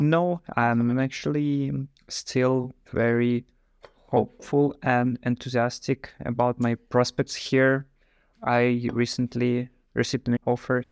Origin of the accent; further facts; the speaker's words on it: Moscow, Russia; moved away as an adult; also born or lived in Ireland; now in Netherlands; I'm also from Russia, from, like, Moscow itself